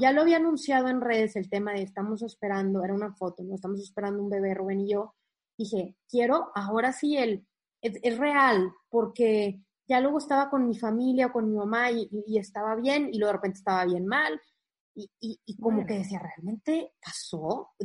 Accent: Monterrey, Nuevo León, Mexico; moved away as an adult; now in Saltillo, Mexico; yo soy de Monterrey, o sea, al norte de México, y toda la vida he estado ahí hasta que nos mudamos a Saltillo

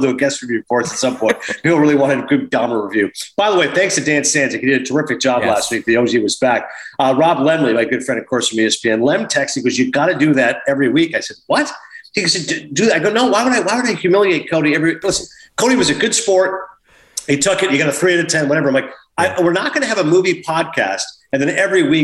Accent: Toronto, Ontario, Canada; born or raised there

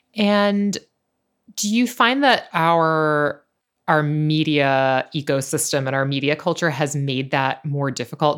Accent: New York, United States; I think of myself as a New Yorker

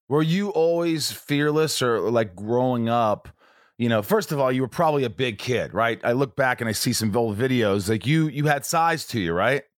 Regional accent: Indiana, United States; also born or lived in Oceanside, Long Island, New York; I grew up in a small town in Indiana

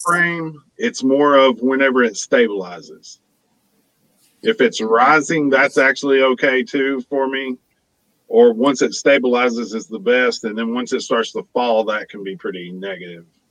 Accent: Oklahoma, United States; moved away; I'm originally from Oklahoma

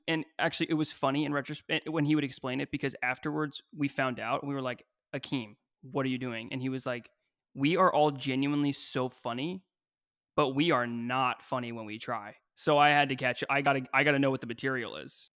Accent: Kentucky, United States; moved away; I grew up in Kentucky

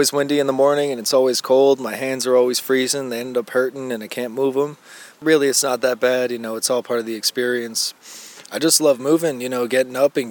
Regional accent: Buffalo, New York, United States; now in Houston, United States; I'm from Houston, Texas, originally from Buffalo, New York

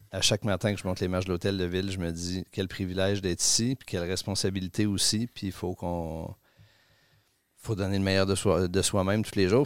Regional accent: Quebec City, Quebec, Canada; also born or lived in Rimouski / Paris; Je suis né à Rimouski, je suis arrivé à. C'est ça, pas natif. Québec, je, suis arrivé à. je suis arrivé à, Québec à 4 ans. Et puis, euh, j'ai toujours vécu

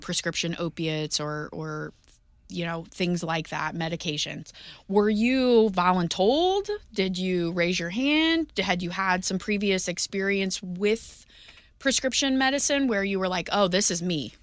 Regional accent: St. Louis, Missouri, United States; moved away as an adult; growing up in Saint Louis

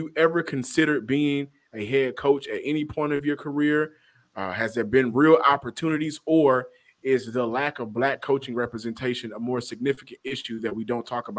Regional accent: the South, United States; And I'm from the South.

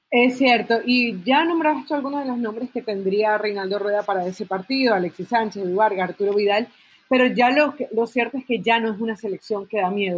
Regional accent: Venezuela; creciendo en Venezuela, que es el país donde nací

